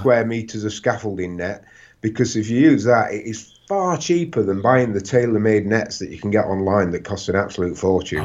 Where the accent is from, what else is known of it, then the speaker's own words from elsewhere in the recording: Sheffield, Yorkshire and the Humber, United Kingdom; I am from Sheffield